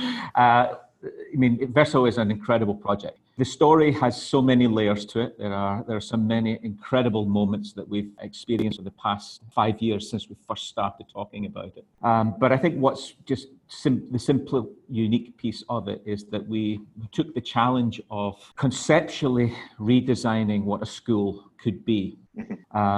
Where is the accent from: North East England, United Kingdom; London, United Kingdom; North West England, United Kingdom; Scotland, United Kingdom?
Scotland, United Kingdom; moved away as an adult; also born or lived in Hong Kong / Glasgow; now in Thailand; I'm originally from Scotland. I lived in Hong Kong for 26 years prior to coming out to Thailand last year.